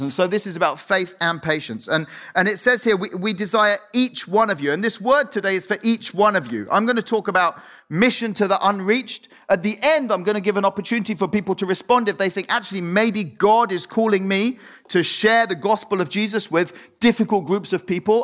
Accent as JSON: {"language": "English", "country": "Cyprus", "tie": "born or raised there", "moved": "yes", "said": "I was born, I grew up in Cyprus"}